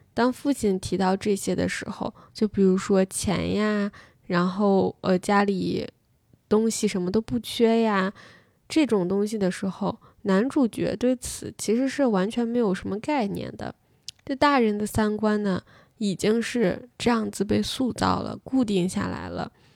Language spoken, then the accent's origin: Chinese; China; 我作为一个中国人